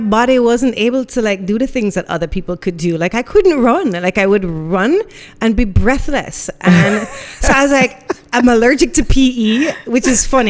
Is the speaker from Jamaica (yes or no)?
yes; Jamaica; also born or lived in Miami, United States / Guelph, Canada; Born in Miami, but there's no parts of me that's not Jamaican. You know, went to school all my life out here